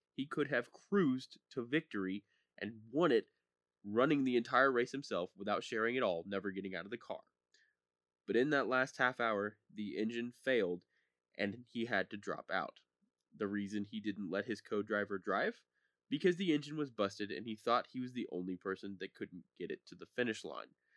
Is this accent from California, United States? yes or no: no; Speedway, Indiana, United States; moved away; I am originally from Speedway, Indiana, and lived about three blocks from the Motor Speedway